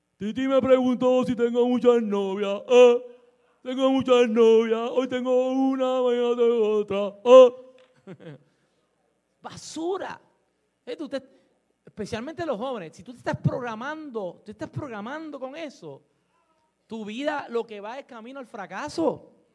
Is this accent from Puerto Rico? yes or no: yes; Puerto Rico; como decimos los boricuas